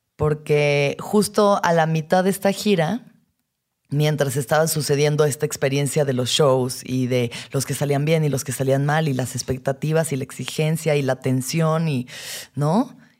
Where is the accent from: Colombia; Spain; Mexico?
Mexico; las expectativas como mujer mexicana